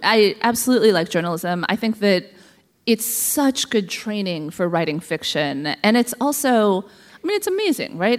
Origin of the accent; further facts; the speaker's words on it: Columbus, Ohio, United States; I was born in Columbus, Ohio, of all places